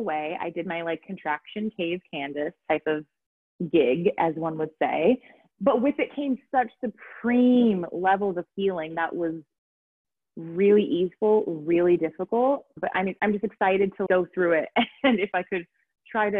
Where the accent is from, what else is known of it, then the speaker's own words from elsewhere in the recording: California, United States; accent: Valley Girl; moved away as an adult; now in Aarhus, Denmark; I'm originally an American, if you can understand, Californian raised by my Valley Girls